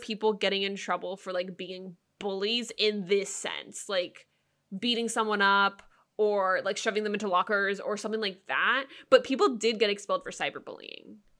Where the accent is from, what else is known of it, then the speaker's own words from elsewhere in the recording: San Jose, California, United States; moved away; also born or lived in Portland; growing up in San Jose, San Jose is one of the most, I, probably one of the most diverse cities